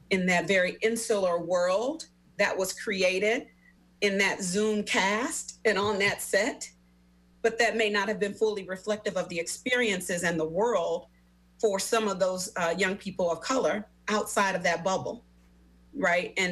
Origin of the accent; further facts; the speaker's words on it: Memphis, Tennessee, United States; I, am originally from Memphis, Tennessee, born and raised in Memphis, Tennessee.